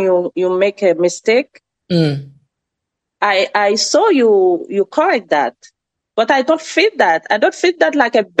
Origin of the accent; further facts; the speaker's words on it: France; English is a second language; moved away as an adult; now in United States; So my dream is speaking English very well, like a native, with my accent. I assume that. I'm Frenchy, I know.